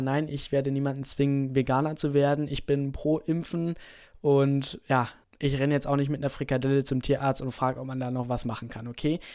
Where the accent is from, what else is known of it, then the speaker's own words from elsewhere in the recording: Germany; hier bei uns in Deutschland